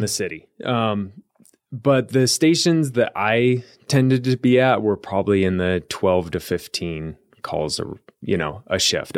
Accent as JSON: {"language": "English", "area": "Columbia River Gorge, near Portland", "region": "Oregon", "country": "United States", "tie": "born or raised there", "also_born_or_lived": "Eugene, Oregon", "moved": "as an adult", "lives_now": "Arizona, United States", "said": "I grew up in the Columbia River Gorge"}